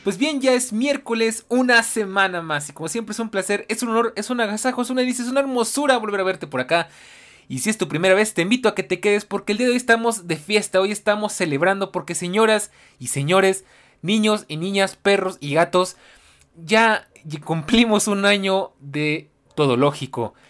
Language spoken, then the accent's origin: Spanish; Mexico; yo soy de México.